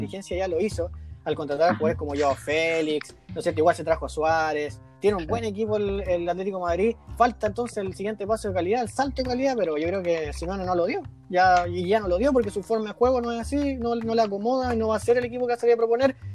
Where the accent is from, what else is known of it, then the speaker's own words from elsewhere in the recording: Chile; somos chilenos